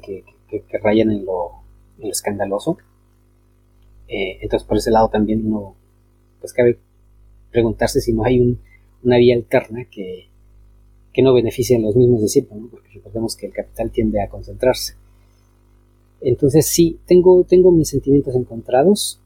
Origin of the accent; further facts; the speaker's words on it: Mexico; now in Chile; siendo, siendo este, ciudadano mexicano, pero este, encontrándome fuera de mi país